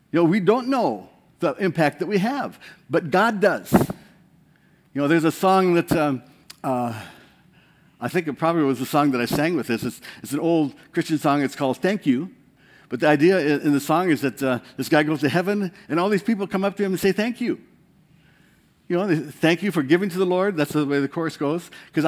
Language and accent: English; Bode, Iowa, United States; I'm from Bode, Iowa.